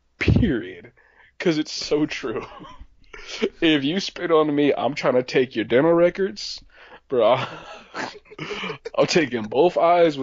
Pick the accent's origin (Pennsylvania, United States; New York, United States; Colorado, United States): New York, United States; Schenectady; I grew up in Schenectady